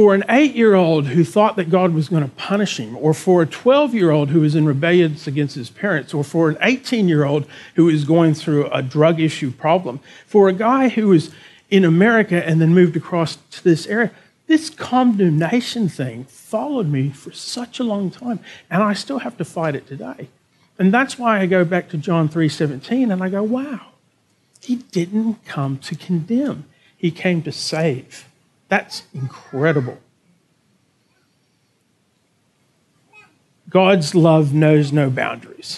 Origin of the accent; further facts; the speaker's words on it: Texas, United States; moved away as an adult; now in Berwick, Australia; as a Texan and as an American